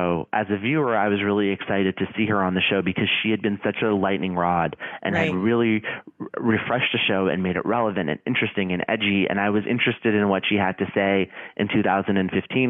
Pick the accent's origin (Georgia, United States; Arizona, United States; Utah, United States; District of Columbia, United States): Arizona, United States; I grew up in Arizona